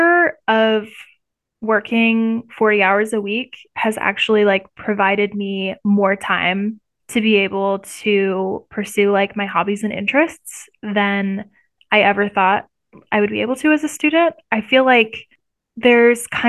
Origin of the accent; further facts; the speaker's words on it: Iowa, United States; moved away as an adult; now in Missouri, United States; I've lived in the Midwest my entire life. I'm from Iowa